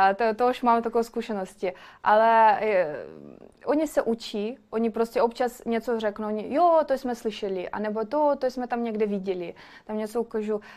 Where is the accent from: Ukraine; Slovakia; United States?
Ukraine; Czech is a second language; moved away as an adult; also born or lived in Kyiv; now in Prague, Czechia; mám ráda Česko, ale jsem Ukrajinka, chci bydlet doma